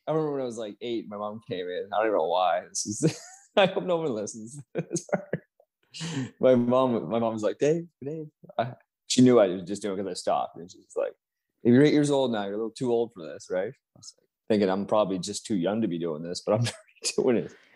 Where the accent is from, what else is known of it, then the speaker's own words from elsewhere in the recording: Canada; I'm from Canada, so I'm down there by almost New York